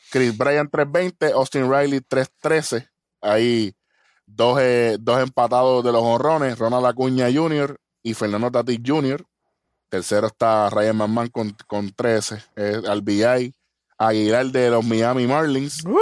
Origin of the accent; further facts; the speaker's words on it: Puerto Rico; somos de Puerto Rico